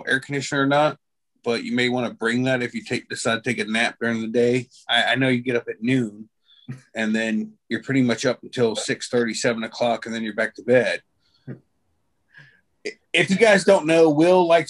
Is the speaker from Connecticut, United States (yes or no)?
no; Florida, United States; I'm from Florida